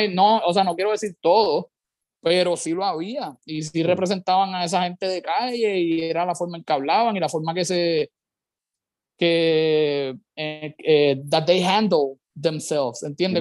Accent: Carolina, Puerto Rico; soy, soy de Carolina, es lo primero. Yo soy salsero, pero pues sí de Carolina

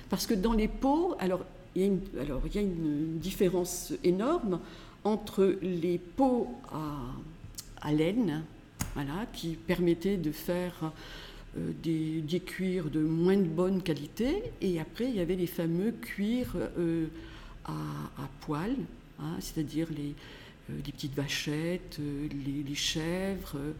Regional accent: Grasse, Provence-Alpes-Côte d'Azur, France; je suis née à Grasse, dans le quartier Saint-Jean, tout près d'ici, en, en, 1947

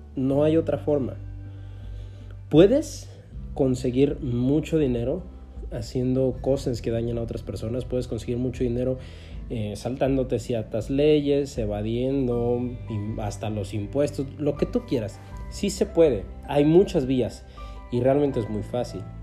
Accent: Mexico; el país en el que vivo, en el que nací, en México

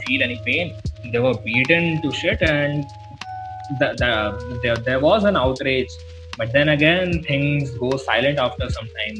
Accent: Odisha, India; in my hometown

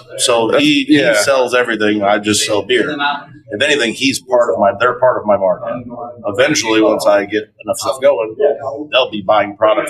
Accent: South Bend, Indiana, United States; grew up in the south side of South Bend, right there, Curran 31.

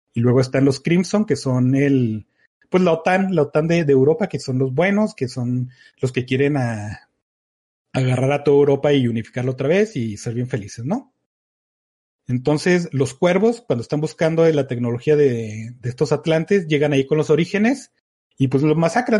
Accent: Mexico; como México

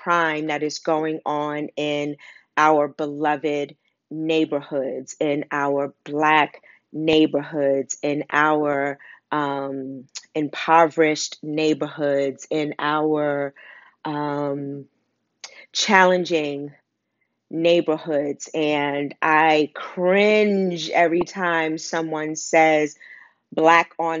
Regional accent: New York City, New York, United States; I grew up in Wagner Projects in Harlem for the first 30 years of my life

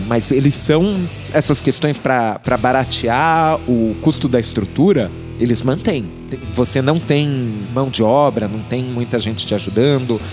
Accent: Brazil; eu sou brasileiro

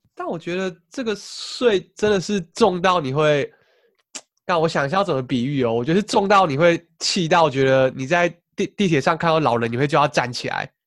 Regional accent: Taiwan; moved away as an adult; 虽然说台湾是我故乡，但我有时候也是，像我这几，最近几次回去

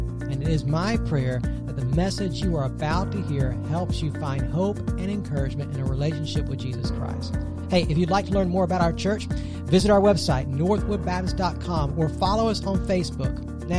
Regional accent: Augusta, Georgia, United States; moved away; a historical marker that's in Georgia, actually close to where I grew up in Augusta.

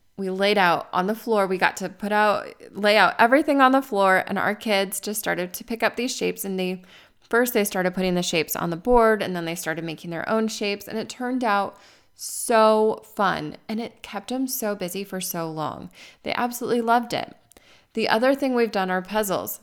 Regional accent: Arizona, United States; moved away; I grew up in Arizona.

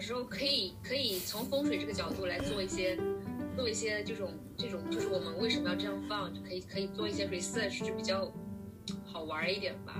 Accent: Jiangxi, China; 我还不是从上海、北京来的，我是江西，你知道江西嘛，就是特别中部的一个城市，呃，一个省份

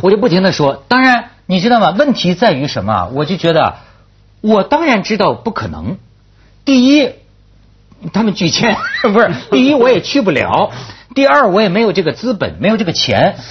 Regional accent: China; 我一直就跟我们中国人民挤在一起

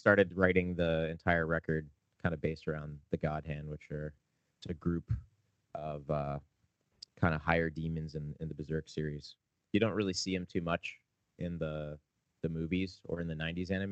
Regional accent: Canada; we're a Canadian band

